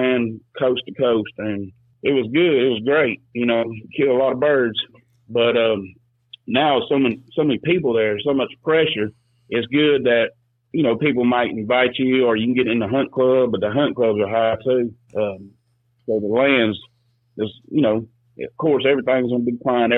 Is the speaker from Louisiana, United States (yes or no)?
yes; South Louisiana, United States; moved away as an adult; also born or lived in Atchafalaya Basin, Louisiana / Jeanerette, Louisiana; now in Alabama, United States; I grew up in South Louisiana, frogging and trapping and duck hunting